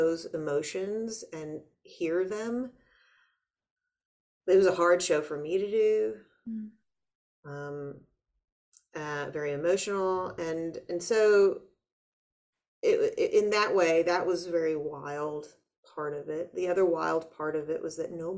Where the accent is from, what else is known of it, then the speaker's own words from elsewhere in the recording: United States; I'm an American too